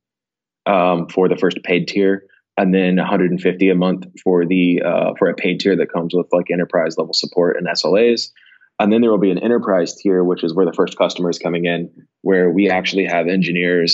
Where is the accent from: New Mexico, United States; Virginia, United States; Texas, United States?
Texas, United States; Houston; I'm from Houston. I live in Texas